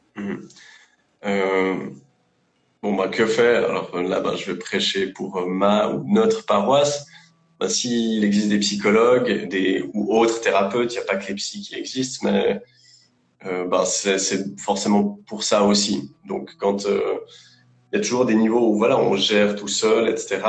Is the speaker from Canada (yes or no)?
no; Lausanne, Vaud, Switzerland; je, je, bosse en Suisse, à Lausanne. Je suis suisse d'origine, j'ai toujours vécu euh, ici